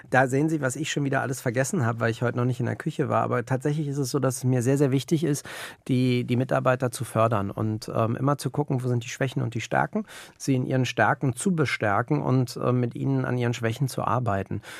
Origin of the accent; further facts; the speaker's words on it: Berlin, Germany; Und ähm, als Berliner hast du einfach eine, ein anderes Mindset. Du bist in, in einer vibrierenden Stadt groß geworden